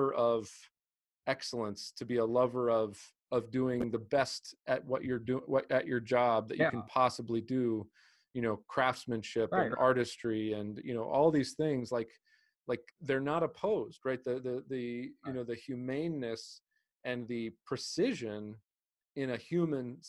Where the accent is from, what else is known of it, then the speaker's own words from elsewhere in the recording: United States; also born or lived in Greece; as an American, as someone who grew up in America and then spent time in Greece